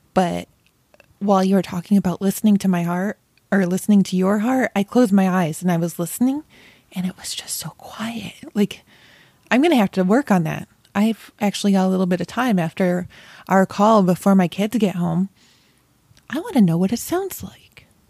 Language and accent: English; Rochester, New York, United States; moved away; I'm from Rochester originally